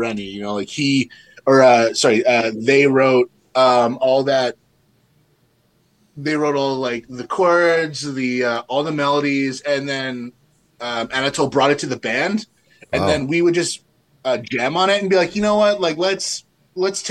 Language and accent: English; Winnipeg, Manitoba, Canada; we're from Winnipeg